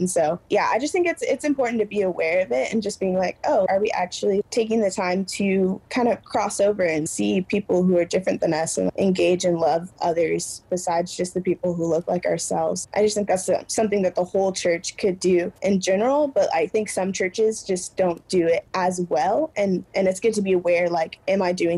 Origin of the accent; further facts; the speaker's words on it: Midwest, United States; I'm from the Midwest. It's literally 3% Black